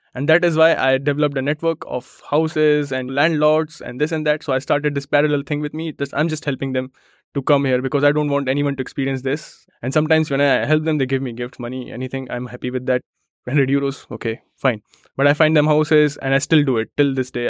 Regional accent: India; moved away as an adult; now in Germany; I come from India, trains are late

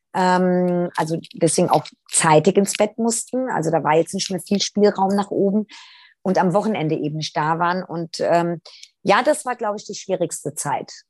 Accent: Italy; wir sind Italiener

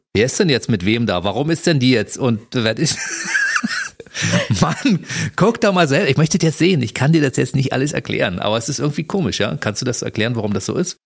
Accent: Berlin, Germany; wir sind beide in Berlin geboren

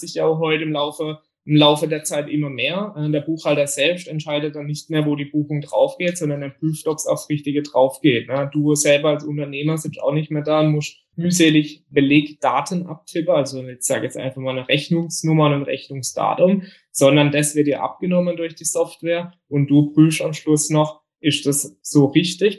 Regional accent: Bietigheim, Baden-Württemberg, Germany; komme aus dem Biedigheim nahe Karlsruhe

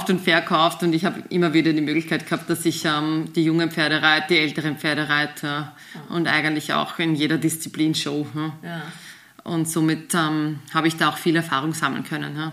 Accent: Austria; und haben uns dann eben einen Trainer gesucht. auch bei uns in Österreich

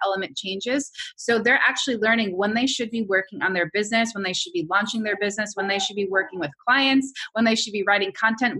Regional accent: New York, United States; I'm a New Yorker

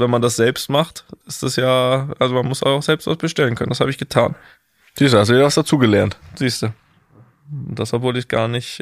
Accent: Germany; now in Madrid, Spain

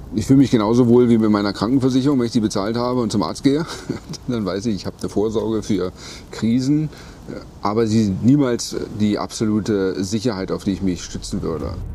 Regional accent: Berlin, Germany; Ich bin ein Berliner, bin früher äh, über die Straße gegangen als Jugendlicher

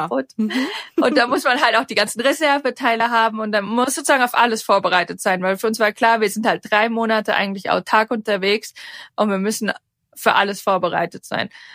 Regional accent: Darmstadt, Hesse, Germany; now in Switzerland; ich komme ursprünglich aus Darmstadt, ähm, lebe aber schon lange in der Schweiz

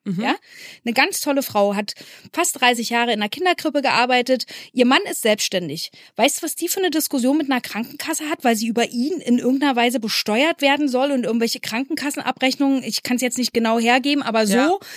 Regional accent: East Germany, Germany; Ich als Ossi-Kind

